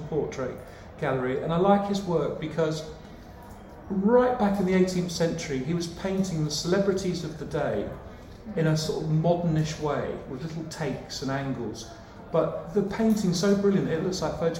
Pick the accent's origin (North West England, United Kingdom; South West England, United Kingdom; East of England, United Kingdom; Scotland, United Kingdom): South West England, United Kingdom; St Ives; I grew up in St. Ives in Cornwall